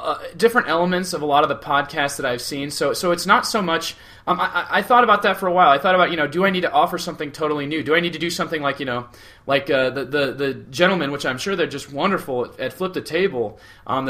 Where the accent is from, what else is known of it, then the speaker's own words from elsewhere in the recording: southeast Iowa, United States; moved away as an adult; now in northwestern Iowa, United States; He and I grew up in towns that are literally right across the river from each other in southeast Iowa